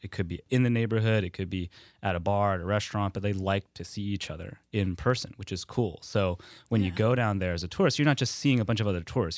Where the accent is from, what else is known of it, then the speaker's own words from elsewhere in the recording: Kenner, Louisiana, United States; moved away as an adult; I grew up in Kenner, where uh, such precious people as DJ Khaled hail from